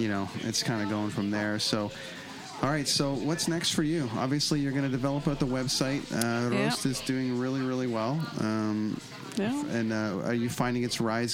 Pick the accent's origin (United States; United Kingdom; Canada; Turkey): Canada; being from Canada